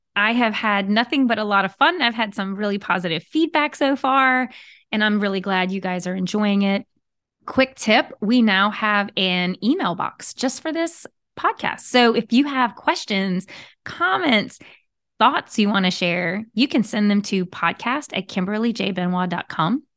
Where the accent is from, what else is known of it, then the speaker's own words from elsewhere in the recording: Southern Louisiana, United States; I am a Cajun girl from Southern Louisiana